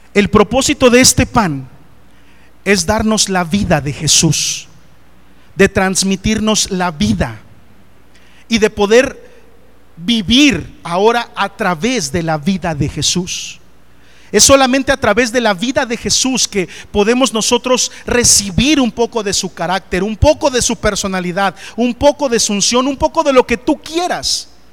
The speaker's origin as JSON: {"language": "Spanish", "town": "Coatepec Harinas", "region": "State of Mexico", "country": "Mexico", "moved": "yes", "said": "Allá en mi pueblo, Coatepec de Harinas, Estado de México"}